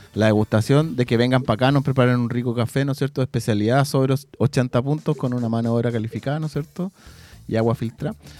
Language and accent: Spanish; San Pedro de la Paz, Biobío, Chile; toda la vida, nacido y criado, San Pedro de la Paz